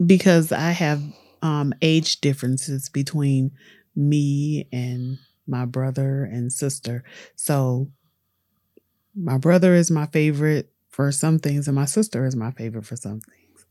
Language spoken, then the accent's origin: English; Southfield, Michigan, United States; also born or lived in Detroit, Michigan; I'm from Southfield, Michigan